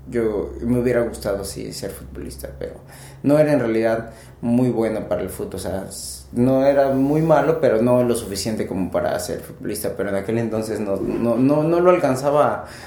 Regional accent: Pachuca, Hidalgo, Mexico; also born or lived in Ensenada, Baja California / Mexico City; el DF, pero desde hace como 20 años estoy en Pachuca y siempre cuando me preguntan de dónde soy, yo digo que soy de Pachuca.

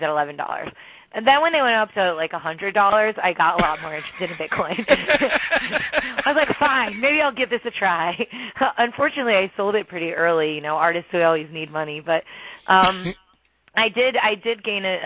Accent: New Jersey, United States; I grew up in New Jersey

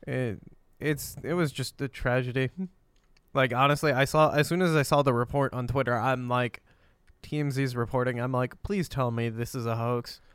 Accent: Pennsylvania, United States; growing up in Pennsylvania

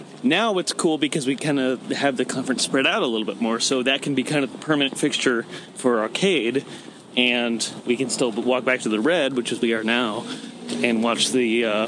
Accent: California, United States; now in Portland, United States; I was born in California and moved up here about 9 or 10 years ago.

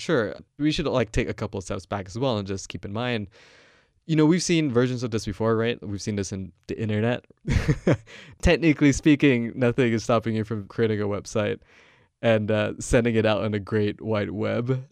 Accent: Malaysia; moved away as an adult; now in United States; I'm not American, I come from Malaysia.

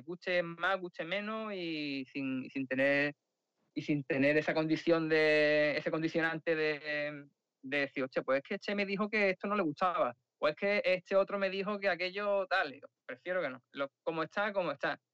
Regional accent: Sanlúcar de Barrameda, Andalusia, Spain; now in Madrid, Spain; realmente soy de San Lucas, de Barrameda.

